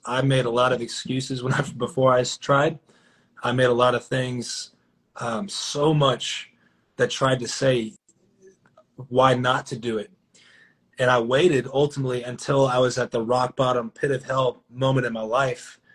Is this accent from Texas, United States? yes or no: yes; Dallas, Texas, United States; also born or lived in McKinney, Texas; I am born and raised in Dallas, Texas